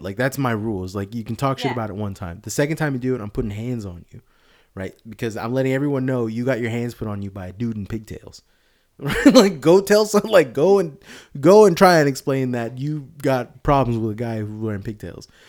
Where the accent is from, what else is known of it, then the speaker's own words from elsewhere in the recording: Sunnyvale, California, United States; I'm from around here